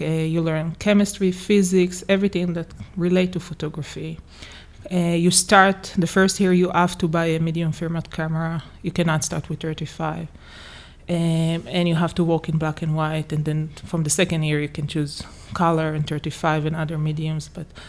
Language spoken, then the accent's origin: English; Jerusalem, Jerusalem District, Israel; moved away as an adult; also born or lived in Harlem, New York; now in New York, United States; I was born and raised in Jerusalem, and I left actually Israel when I came here to do the master in 2009.